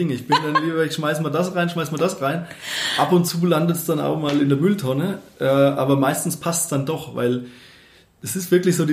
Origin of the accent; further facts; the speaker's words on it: Bavaria, Germany; now in Munich, Germany; Also ich, ich komme eben ähm, aus dem Dorf, äh, aus der fränkischen Weingegend und meine Eltern hatten da oder haben glücklicherweise auch einen Garten